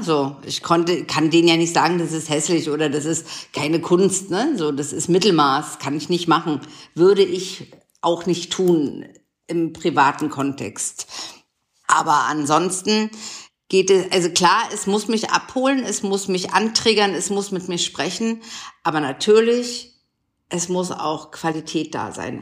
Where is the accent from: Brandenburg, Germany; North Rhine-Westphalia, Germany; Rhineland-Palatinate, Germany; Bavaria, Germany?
Brandenburg, Germany; Potsdam; born or raised there; moved away; also born or lived in Dresden